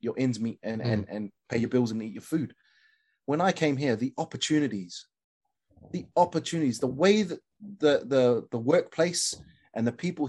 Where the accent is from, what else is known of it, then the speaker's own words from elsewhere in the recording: New Zealand; moved away as an adult; now in Kent, United Kingdom; being a Kiwi